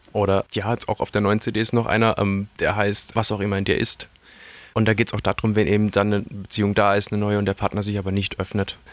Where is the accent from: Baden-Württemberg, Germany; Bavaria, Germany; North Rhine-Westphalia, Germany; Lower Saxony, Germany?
Baden-Württemberg, Germany; Karlsruhe; ich komme aus Karlsruhe